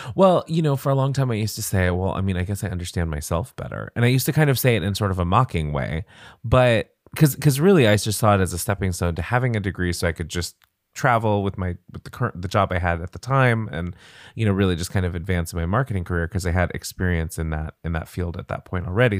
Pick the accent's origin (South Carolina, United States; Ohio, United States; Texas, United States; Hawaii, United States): Hawaii, United States; moved away as an adult; also born or lived in California; So when I was twelve, we moved to Hawaii